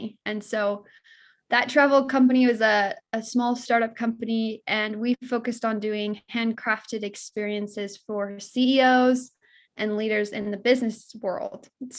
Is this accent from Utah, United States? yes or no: yes; American Fork, Utah, United States; So like you mentioned, I grew up in American Fork, lovely area. I grew up next to Heidi.